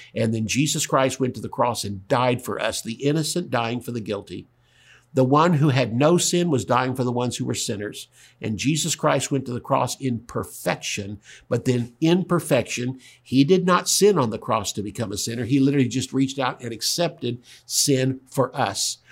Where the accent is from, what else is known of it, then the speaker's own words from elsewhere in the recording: the South, United States; I'm from the South